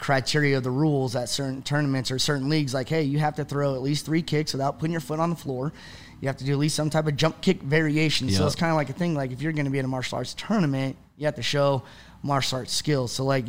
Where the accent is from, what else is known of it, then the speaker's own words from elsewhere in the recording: Parker, Colorado, United States; moved away as an adult; also born or lived in Pomona, California / Victorville, California / Apple Valley, California; now in Utah, United States; I moved to Parker once I got into fourth grade. And that's where I live for the majority of my life, Parker, Colorado, up until I graduated out of high school a couple years.